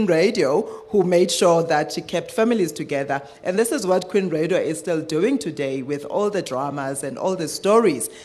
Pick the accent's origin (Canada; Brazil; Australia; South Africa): South Africa; Eastern Cape; I'm from the Eastern Cape